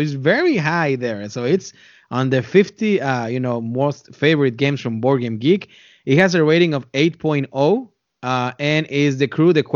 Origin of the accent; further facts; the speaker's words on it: Texas, United States; also born or lived in North Dakota; now in Indianapolis, United States; I come from Texas, and then I spent some time in North Dakota, and now here in Indianapolis, Indiana